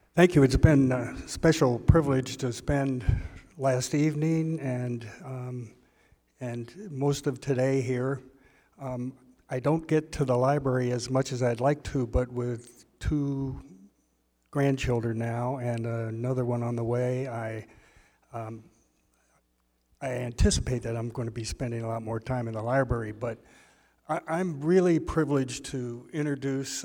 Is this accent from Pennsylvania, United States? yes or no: yes; Philadelphia, Pennsylvania, United States; He was the editor of the Philadelphia Inquirer for eight years uh, my hometown newspaper